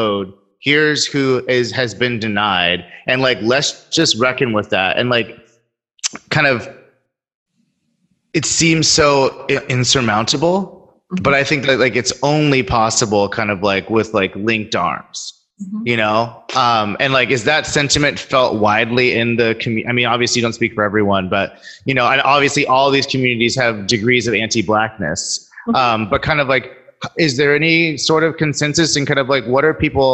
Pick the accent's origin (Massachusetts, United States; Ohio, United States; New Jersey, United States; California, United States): California, United States; Sacramento; growing up in Sacramento